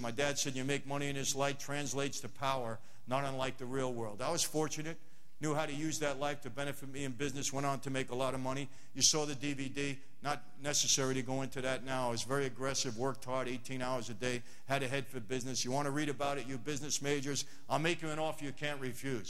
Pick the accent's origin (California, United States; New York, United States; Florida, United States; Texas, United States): New York, United States; New York City; moved away as an adult; now in Los Angeles, United States; I'm not from LA, I'm from Brooklyn